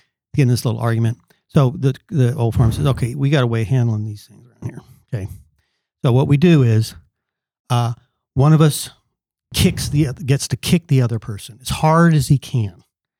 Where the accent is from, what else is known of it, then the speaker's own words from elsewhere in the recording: California, United States; now in Kentucky, United States; I came from California out to Kentucky.